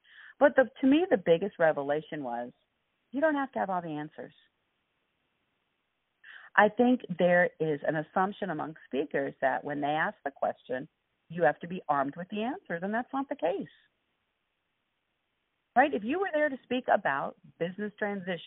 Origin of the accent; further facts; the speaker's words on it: Los Angeles, California, United States; I grew up in East L.A.